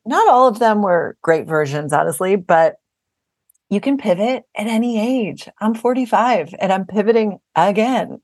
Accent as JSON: {"language": "English", "town": "Buffalo", "region": "New York", "country": "United States", "tie": "born or raised there", "said": "we grew up in South Buffalo, New York, kind of a very close-knit Irish Catholic community"}